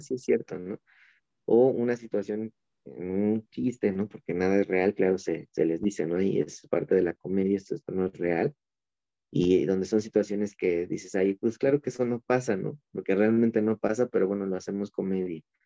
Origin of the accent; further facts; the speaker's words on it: Mexico; nuestro título de México, ¿no? De aquí de, del, del país